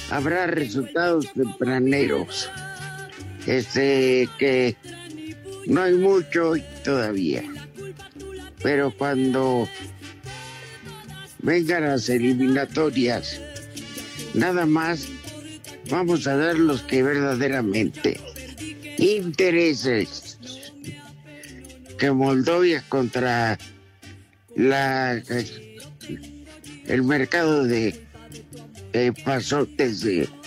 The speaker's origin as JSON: {"language": "Spanish", "region": "San Luis Potosí", "country": "Mexico", "said": "Hola, trío de viejos malditos. … de San Potosí."}